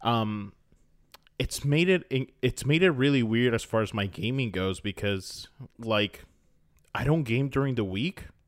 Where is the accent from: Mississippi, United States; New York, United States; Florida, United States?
Florida, United States; I grew up in Florida